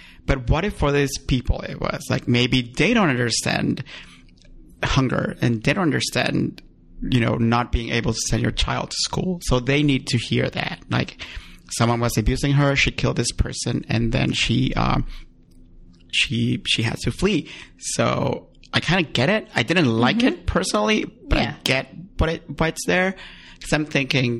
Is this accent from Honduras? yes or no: yes; Honduras; moved away; my home country, for instance, to Honduras